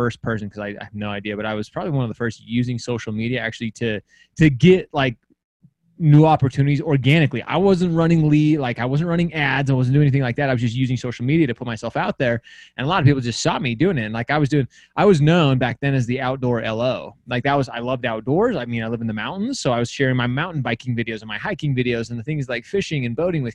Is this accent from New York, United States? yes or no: no; Utah, United States; I'm from Utah